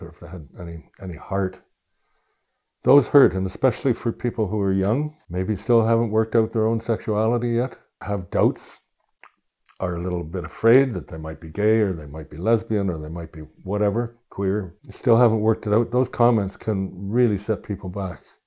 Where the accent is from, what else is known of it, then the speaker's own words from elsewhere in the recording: Toronto, Ontario, Canada; I grew up near the Scarborough Bluffs